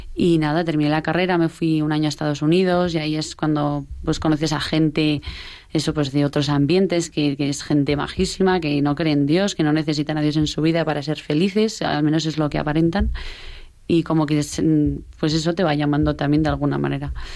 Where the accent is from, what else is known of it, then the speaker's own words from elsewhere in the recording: Pamplona, Navarre, Spain; somos de Pamplona eh, y eso, de Pamplona de toda la vida.